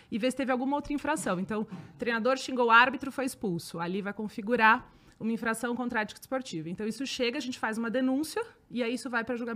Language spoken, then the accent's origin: Portuguese; São Paulo, Brazil; E aí, como eu sou daqui de São Paulo